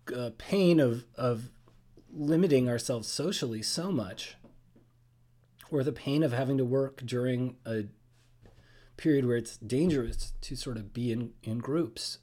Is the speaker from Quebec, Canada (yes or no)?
no; Toronto, Ontario, Canada; moved away; I'm a Canadian citizen, born in Toronto, lived a little bit around.